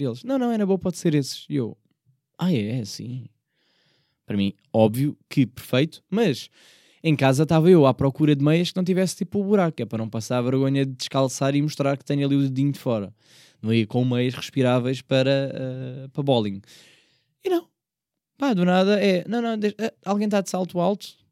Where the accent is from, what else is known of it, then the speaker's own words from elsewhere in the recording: Portugal; embora eu seja da margem sul, eu não sou de Setúbal